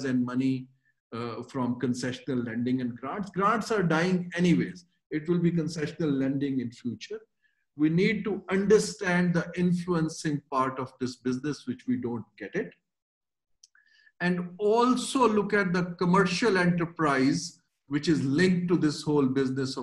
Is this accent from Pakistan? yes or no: yes; Pakistan; being a Pakistani